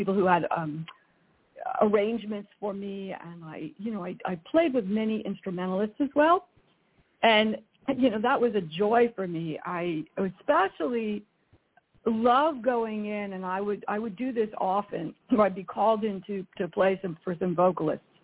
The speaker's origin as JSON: {"language": "English", "town": "Glen Rock", "region": "New Jersey", "country": "United States", "tie": "born or raised there", "also_born_or_lived": "New York City", "moved": "yes", "lives_now": "Northern California, United States", "said": "my hometown of Glen Rock"}